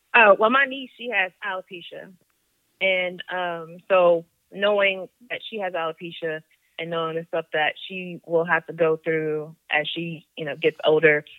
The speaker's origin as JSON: {"language": "English", "country": "Germany", "tie": "born or raised there", "moved": "yes", "said": "I grew up in Germany"}